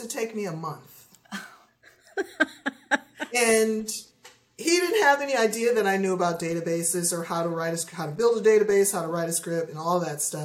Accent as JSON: {"language": "English", "region": "Ohio", "country": "United States", "tie": "born or raised there", "said": "I grew up in Ohio"}